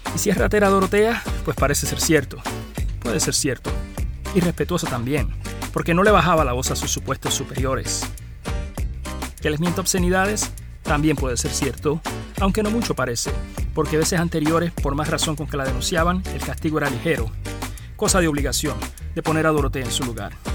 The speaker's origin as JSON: {"language": "Spanish", "town": "Arroyo", "country": "Puerto Rico", "said": "a Arroyo, a mi pueblo"}